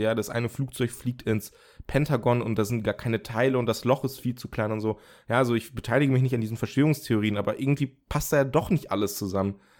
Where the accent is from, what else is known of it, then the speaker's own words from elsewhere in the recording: Germany; bei uns in Deutschland